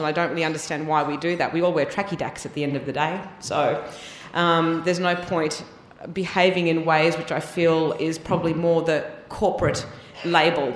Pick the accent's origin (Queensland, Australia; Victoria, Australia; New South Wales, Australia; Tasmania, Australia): Tasmania, Australia; now in Melbourne, Australia; growing up in Tasmania